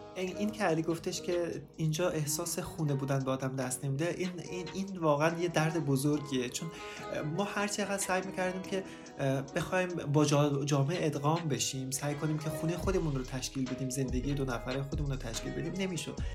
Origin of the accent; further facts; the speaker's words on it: Afghanistan; moved away; also born or lived in Turkey; من افغان هستم